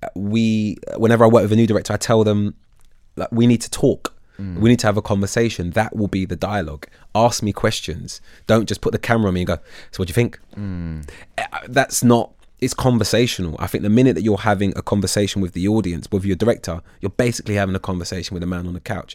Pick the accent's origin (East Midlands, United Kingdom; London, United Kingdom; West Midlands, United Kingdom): London, United Kingdom; I'm from North London originally. I, I, mean, I moved to Southeast when I was 14, but in North London